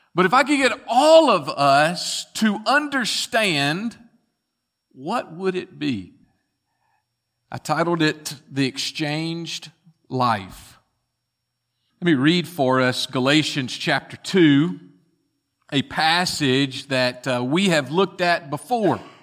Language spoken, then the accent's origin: English; Bartlett, Tennessee, United States; as young boys growing up in Bartlett, Tennessee